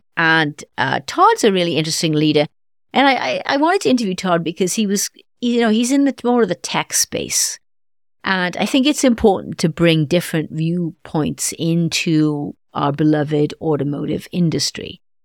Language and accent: English; Wales, United Kingdom; moved away; Wales, my home country